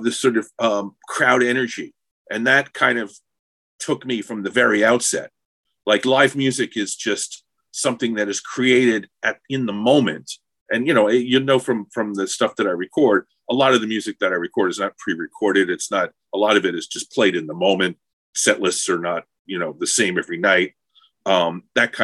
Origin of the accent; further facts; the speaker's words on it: Long Island, New York, United States; I was from Long Island